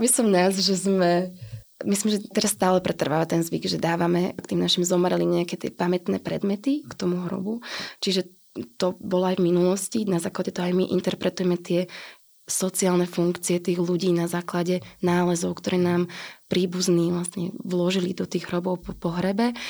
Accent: Banská Štiavnica, Banská Bystrica Region, Slovakia; ja som rodina Štiavničanka, čiže pochádzam z Banskej Štiavnice

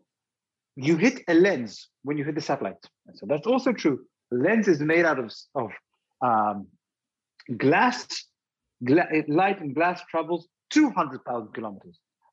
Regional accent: United Kingdom; also born or lived in Israel; when I grew up in the UK

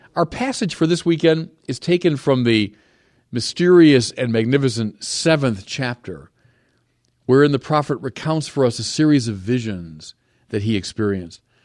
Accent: United States; I'm an American

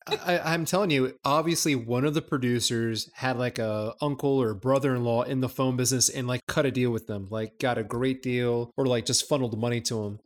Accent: United States; being the American that I am

